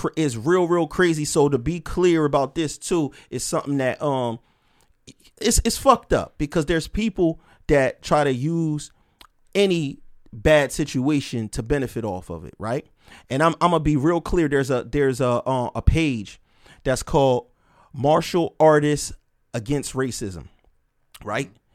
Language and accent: English; Camden, New Jersey, United States; I'm from Camden.